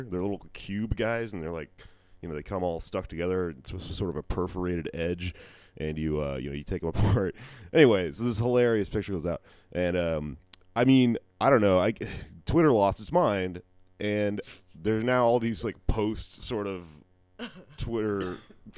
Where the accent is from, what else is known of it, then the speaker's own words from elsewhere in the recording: Texas, United States; I'm from Texas